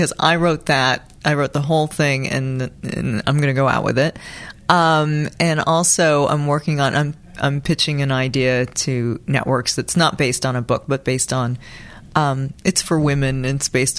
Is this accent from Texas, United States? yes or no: no; Los Angeles, California, United States; on the east side of Hollywood. So Vermont and Santa Monica. I went to Hollywood High